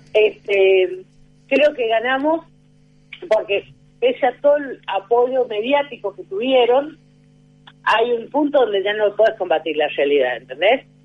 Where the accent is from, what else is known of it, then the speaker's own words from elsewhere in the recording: San Juan, Argentina; yo soy de San Juan